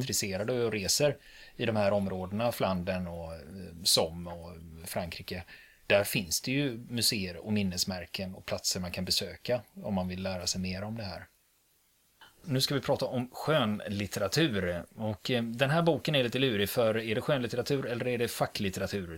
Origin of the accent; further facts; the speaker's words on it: Sweden; vi svenskar